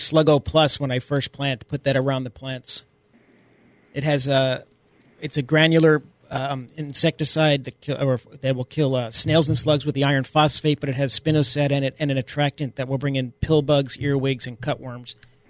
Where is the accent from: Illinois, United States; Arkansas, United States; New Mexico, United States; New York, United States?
New York, United States; accent: New York; My New York accent